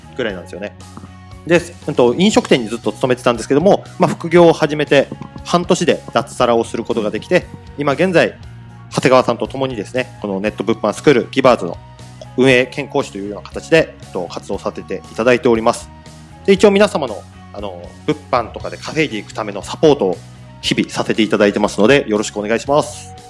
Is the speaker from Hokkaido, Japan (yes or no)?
yes; Hokkaido, Japan; now in Tokyo, Japan; 北海道生まれ、北海道育ちのあの生粋のどさんこです。